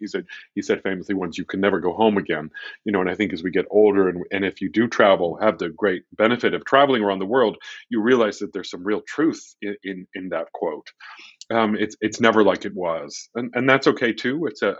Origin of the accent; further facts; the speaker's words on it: United States; moved away as an adult; also born or lived in England / Netherlands; I was born and raised here in America, so it was a coming home for me in 2015. I had been living in England and the Netherlands for nearly 20 years.